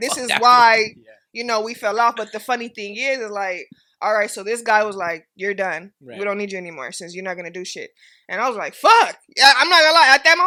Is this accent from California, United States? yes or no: yes; Inglewood, California, United States; I'm from Inglewood